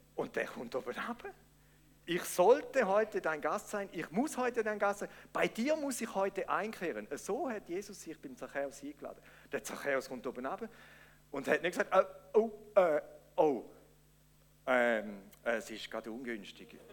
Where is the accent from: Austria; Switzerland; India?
Switzerland; wir Schweizer